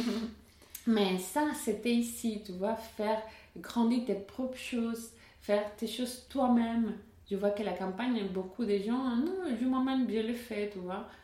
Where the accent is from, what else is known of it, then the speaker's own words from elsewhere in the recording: Caracas, Capital District, Venezuela; French is a second language; moved away as an adult; also born or lived in Ardigny, near Bastogne, Belgium; now in Bastogne area, Belgium; je viens de Caracas